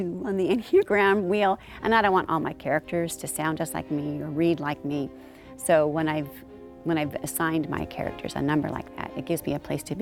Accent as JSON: {"language": "English", "town": "San Diego", "region": "California", "country": "United States", "tie": "born or raised there", "said": "I'm from San Diego. That's my native town"}